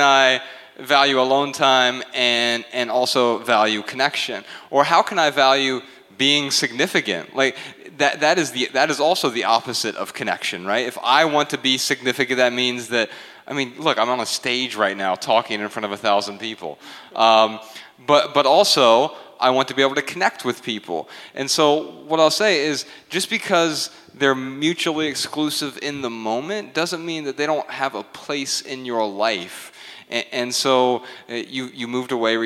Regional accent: Dayton, Ohio, United States; I'm from Dayton, Ohio, and we have Tim Hortons there

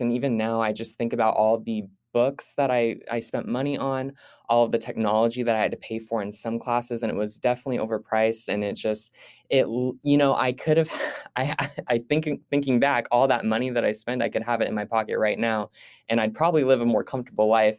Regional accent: Fresno, California, United States; also born or lived in Visalia, California; I was born in Visalia, California, and moved to Fresno, California as a child.

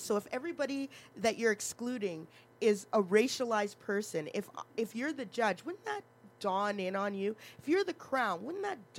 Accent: Alberta, Canada; I said, girl, I'm from Alberta.

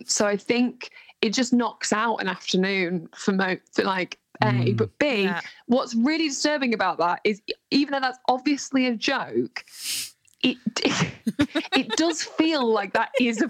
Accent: the north of England, United Kingdom; Because I lost my accent quite violently.

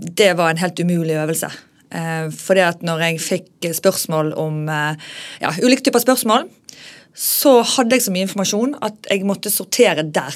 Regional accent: Bergen, Vestland, Norway; also born or lived in Oslo; jeg er veldig fra Bergen

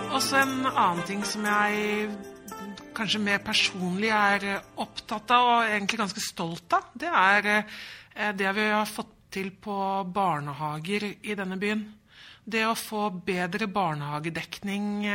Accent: Drammen, Buskerud, Norway; moved away as an adult; now in Stavanger, Norway; Jeg er jo født og oppvokst i Drammen

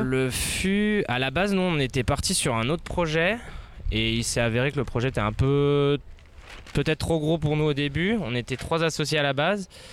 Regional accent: Annemasse, Auvergne-Rhône-Alpes, France; moved away as an adult; also born or lived in Mexico / Spain; Je suis d'Annemasse, je suis né ici

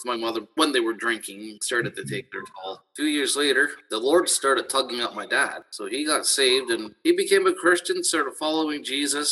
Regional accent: Brantford, Ontario, Canada; I'm born and raised in Brantford, Ontario

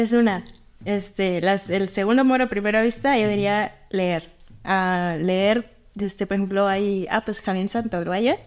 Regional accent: Sinaloa, Mexico; moved away; donde yo soy en Sinaloa, este, en mi pueblo

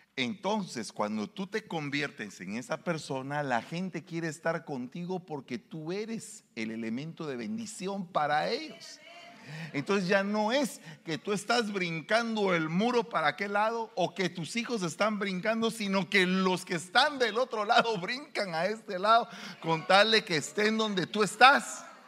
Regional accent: Guatemala; moved away; Allá en mi pueblo hay un estadio de fútbol. Se llama el Mateo Flores

